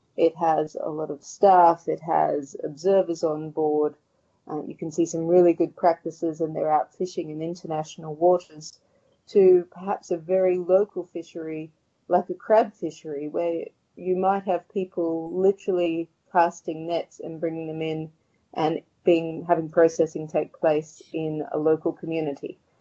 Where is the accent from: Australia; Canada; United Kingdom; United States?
Australia; Sydney, New South Wales; moved away as an adult; also born or lived in Thailand; now in Sydney, Australia; I moved back from Thailand after five years back home to Sydney.